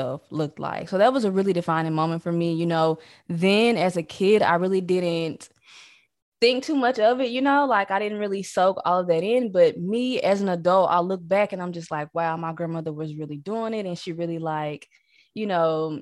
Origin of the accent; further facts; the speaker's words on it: Missouri, United States; moved away as an adult; also born or lived in Texas; now in Arkansas, United States; I'm from Missouri, and I went to college here